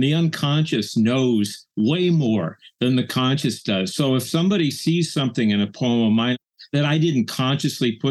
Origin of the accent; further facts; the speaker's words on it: Houston, Texas, United States; moved away; I'm from Houston. My sister still lives there